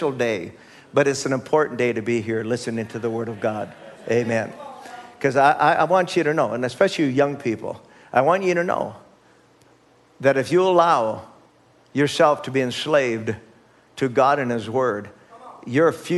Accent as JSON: {"language": "English", "country": "United States", "said": "as American citizens"}